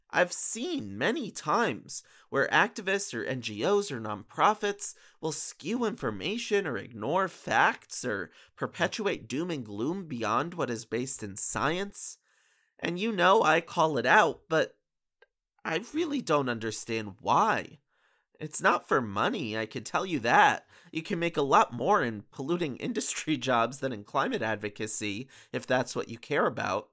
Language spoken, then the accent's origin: English; Bethel, Connecticut, United States; I grew up in Bethel, Connecticut